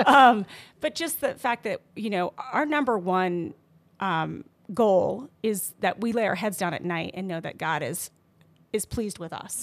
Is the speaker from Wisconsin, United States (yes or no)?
no; Colorado, United States; also born or lived in the South / Los Angeles; now in New Mexico, United States; I grew up in Colorado